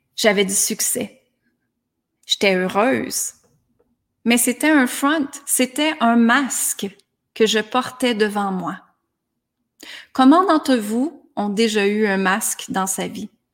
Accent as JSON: {"language": "French", "town": "Granby", "region": "Quebec", "country": "Canada", "tie": "born or raised there", "moved": "as an adult", "said": "À l'âge de 19 ans, je suis partie de Granby, ma petite ville"}